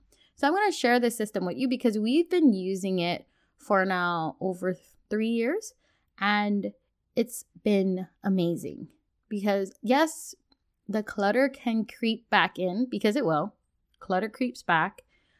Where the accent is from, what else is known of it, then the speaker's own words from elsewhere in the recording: Hawaii, United States; the society that I grew up in back in Hawaii, where our culture, there was, I want to say, an underlining theme that you have to keep things just in case. Because we lived on an island.